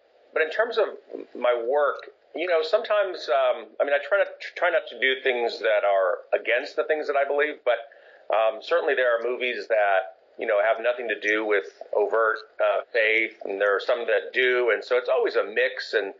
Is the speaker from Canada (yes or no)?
no; Japan; I was born and raised in Japan. I lived there for most of the first 18 years of my life.